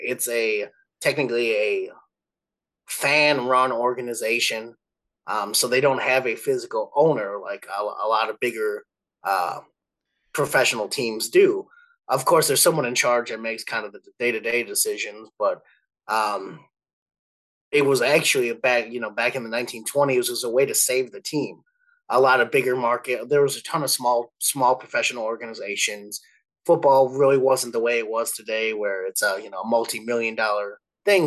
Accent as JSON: {"language": "English", "town": "Milwaukee", "region": "Wisconsin", "country": "United States", "tie": "born or raised there", "also_born_or_lived": "Eau Claire, Wisconsin / Atlanta, Georgia", "said": "the Milwaukee area where I grew up"}